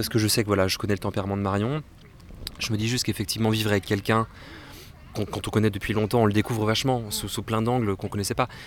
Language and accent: French; Brittany, France; Moi, je suis pas parisien. Bah, je suis breton, je n'ai pas de Paris du tout.